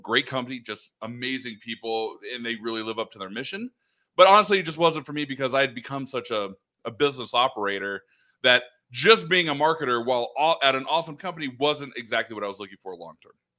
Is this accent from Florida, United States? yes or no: no; Oregon, United States; moved away as an adult; also born or lived in Los Angeles area, California; We grew up in Oregon.